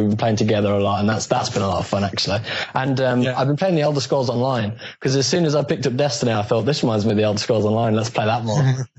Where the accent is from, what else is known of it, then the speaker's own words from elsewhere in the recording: Birmingham, West Midlands, United Kingdom; I'm 21 and I'm from Birmingham.